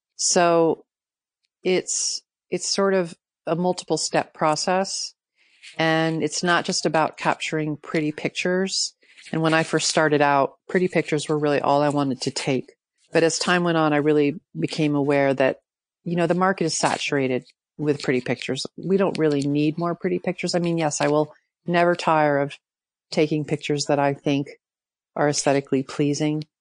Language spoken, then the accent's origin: English; New York City, New York, United States; I grew up in Manhattan.